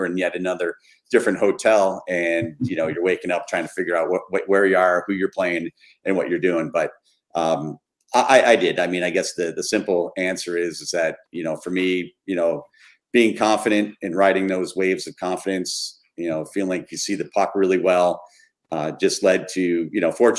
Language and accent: English; Troy, New York, United States; I grew up in Troy, New York, a couple hours north of New York City.